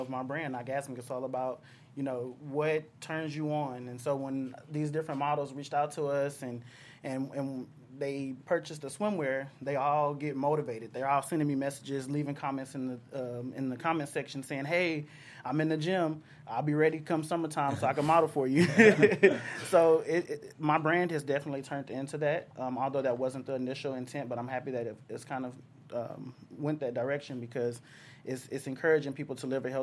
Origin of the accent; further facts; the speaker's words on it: Texas, United States; moved away as an adult; now in Southern California, United States; I'm from the South